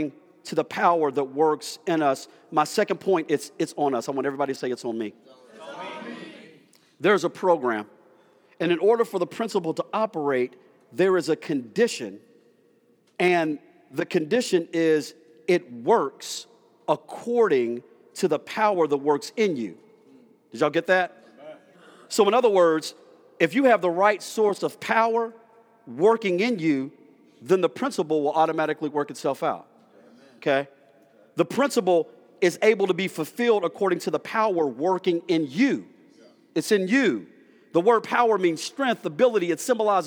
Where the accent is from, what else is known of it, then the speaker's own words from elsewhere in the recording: Dallas, Texas, United States; also born or lived in Rand, West Virginia; I'm from Rand, West Virginia, which is very country and rural, but then my mom moved to South Dallas, ghetto, so I'm ghetto country